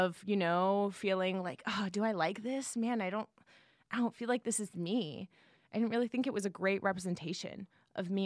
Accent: San Jose, California, United States; moved away; I'm from the Bay Area, San Jose

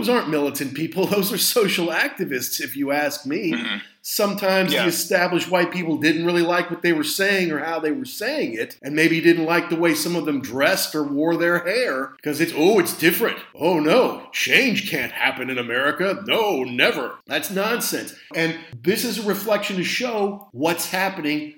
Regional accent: Louisville, Kentucky, United States; my hometown in Louisville

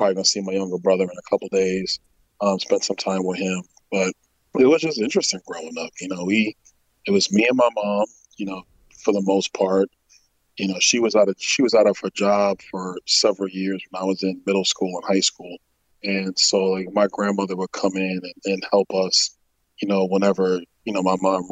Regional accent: New York City, New York, United States; moved away as an adult; also born or lived in Tallahassee, Florida; now in Florida, United States; I grew up in Crown Heights

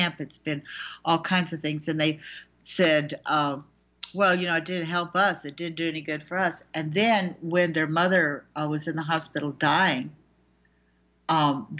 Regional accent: United States; I'm an American

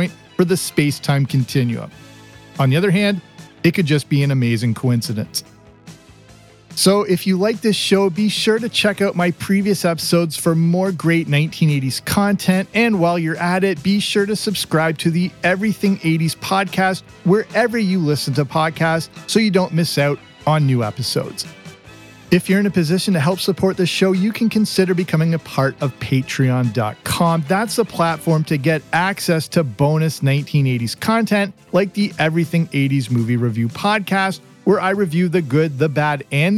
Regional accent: southwestern Ontario, Canada; moved away as an adult; also born or lived in England; I explained how old I was and where I grew up in southwestern Ontario.

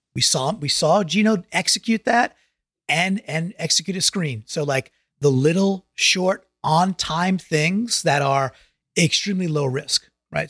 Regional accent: New York, United States; I grew up in New York

